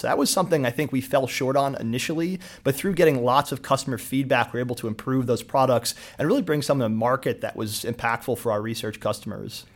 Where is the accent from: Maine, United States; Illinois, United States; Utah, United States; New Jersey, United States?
New Jersey, United States; Somerville; also born or lived in Allentown, Pennsylvania; I grew up in New Jersey, Central Jersey, um, went to Somerville High School